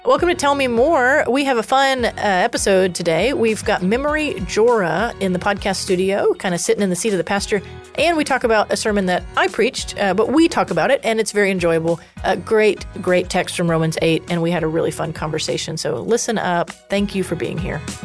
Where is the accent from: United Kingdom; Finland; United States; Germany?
United States; Texas; accent: Texas country; I have a coun-, Texas country accent sometimes.